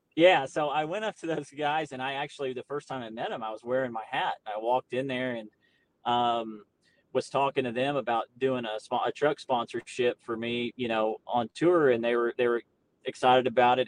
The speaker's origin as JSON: {"language": "English", "region": "Florida", "country": "United States", "tie": "born or raised there", "moved": "yes", "lives_now": "Arkansas, United States", "said": "I was raised in Florida, we we didn't live on the beach"}